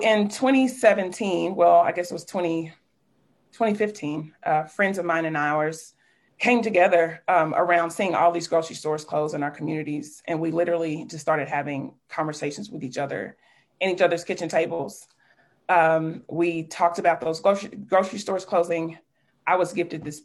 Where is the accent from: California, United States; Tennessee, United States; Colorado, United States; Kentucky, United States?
Kentucky, United States; Richmond; now in Louisville, United States; I'm a proud Kentuckian, born and raised in Richmond, Kentucky, and I found Louisville as my home nearly 20-some years ago